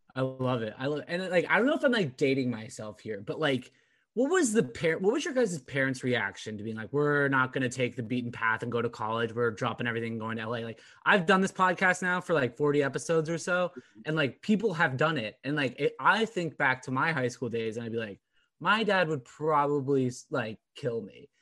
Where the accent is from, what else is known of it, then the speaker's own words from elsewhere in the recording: Orange County, California, United States; now in Boston, United States; I grew up in Orange County, I thought everything there was slower pace